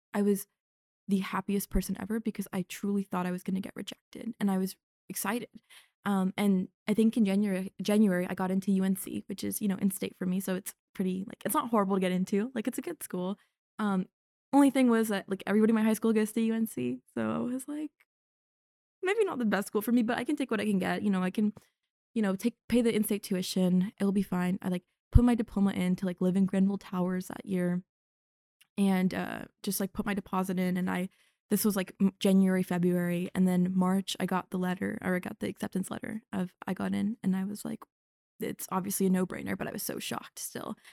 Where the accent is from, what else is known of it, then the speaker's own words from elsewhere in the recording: North Carolina, United States; moved away as an adult; now in Evanston, United States; growing up in North Carolina